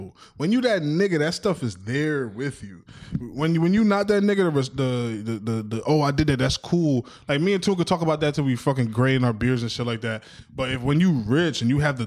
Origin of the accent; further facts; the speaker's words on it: New York City, New York, United States; We're from New York City.